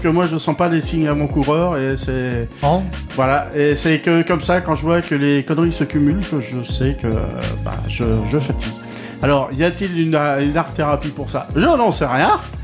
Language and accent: French; Touraine, Centre-Val de Loire, France; Chez nous en Touraine.